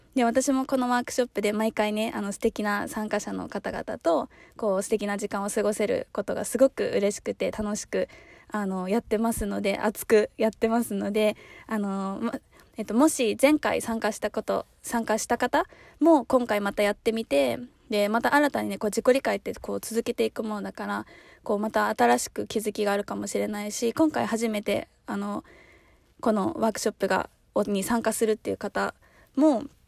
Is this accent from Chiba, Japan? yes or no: yes; Chiba, Japan; moved away; 私もなんか出身は千葉